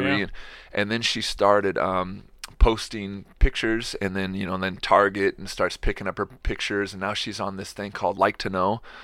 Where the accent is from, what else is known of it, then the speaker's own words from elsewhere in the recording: Seattle, Washington, United States; now in Spokane, United States; I grew up in Seattle and come from a big family.